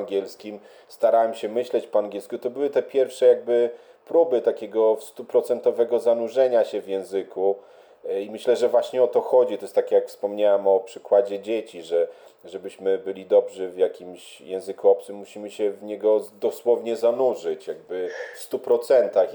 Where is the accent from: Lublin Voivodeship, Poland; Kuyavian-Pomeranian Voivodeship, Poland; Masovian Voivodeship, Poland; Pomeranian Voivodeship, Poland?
Lublin Voivodeship, Poland; Lublin; also born or lived in Warsaw, Poland; now in London, United Kingdom; ja pochodzę z Lublina, jak się przeprowadziłem do Warszawy